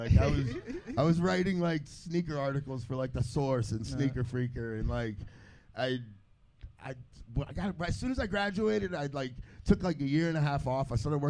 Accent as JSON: {"language": "English", "town": "Miami", "region": "Florida", "country": "United States", "tie": "born or raised there", "said": "I grew up in Miami."}